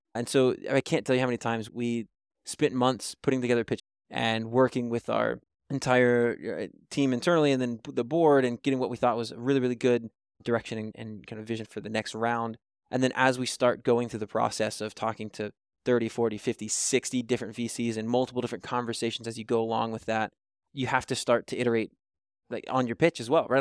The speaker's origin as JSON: {"language": "English", "region": "Kentucky", "country": "United States", "moved": "yes", "said": "I'm originally from Kentucky"}